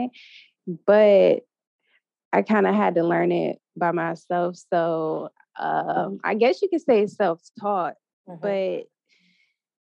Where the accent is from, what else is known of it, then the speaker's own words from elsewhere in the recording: Ohio, United States; moved away; also born or lived in New York City; I'm from Ohio, and I went to the University of Cincinnati